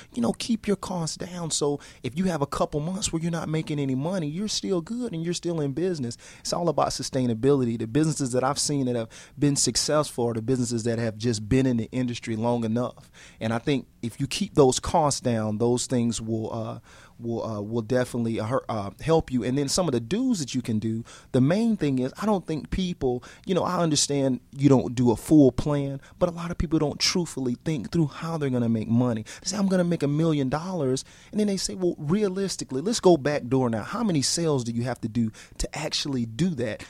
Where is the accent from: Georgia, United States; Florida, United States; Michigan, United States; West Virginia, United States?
Georgia, United States; Atlanta; I'm from Atlanta